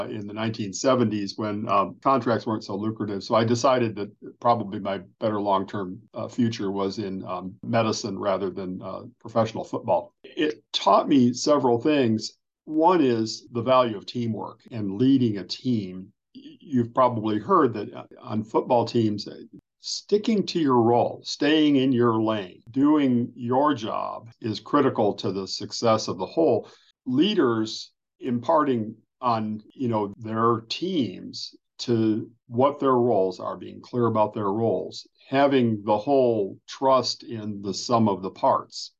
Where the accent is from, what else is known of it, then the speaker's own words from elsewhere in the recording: Northern Ohio, United States; moved away as an adult; also born or lived in Chicago / Indiana; I grew up in Northern Ohio